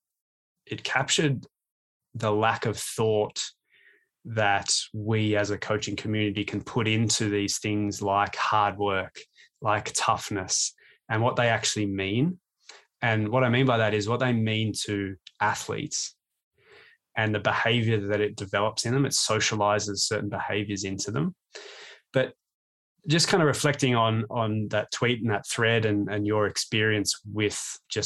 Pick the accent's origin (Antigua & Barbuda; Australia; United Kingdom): Australia; moved away as an adult; now in Toronto, Canada; as an Australian